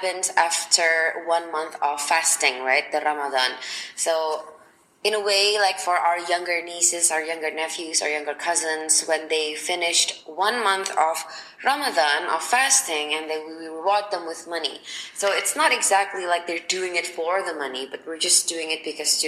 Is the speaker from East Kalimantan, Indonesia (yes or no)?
no; Surabaya, East Java, Indonesia; now in Jakarta, Indonesia; I'm originally from Surabaya, which is 12 hours away by car from Jakarta.